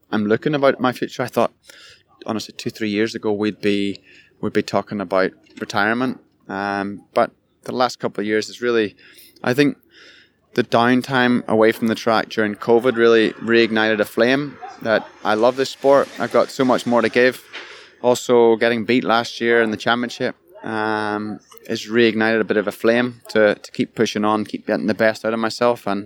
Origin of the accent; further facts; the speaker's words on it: Ireland; Growing up in Ireland, that was all pie in the sky, like pipe dream. Getting to go to California and ride a motocross bike, let alone ride with your childhood hero.